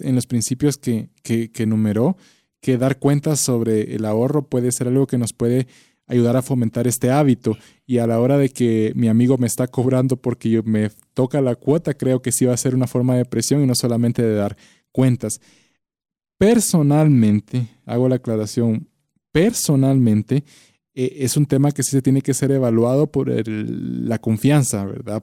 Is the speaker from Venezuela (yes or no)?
no; Guatemala; como guatemaltecos